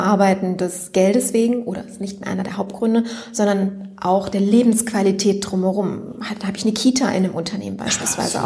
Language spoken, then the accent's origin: German; Wuppertal, North Rhine-Westphalia, Germany; born or raised there